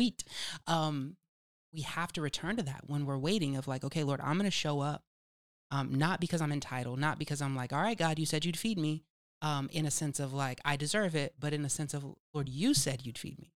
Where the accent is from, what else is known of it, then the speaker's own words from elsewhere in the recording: California, United States; accent: California; my California accent isms